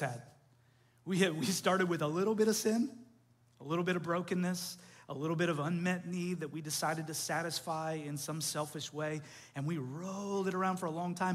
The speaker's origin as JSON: {"language": "English", "country": "Canada", "tie": "born or raised there", "moved": "yes", "said": "I grew up in Canada"}